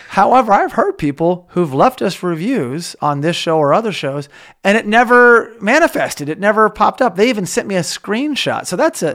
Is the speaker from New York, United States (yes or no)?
no; Oklahoma, United States; now in California, United States; when I grew up in Oklahoma, I live in California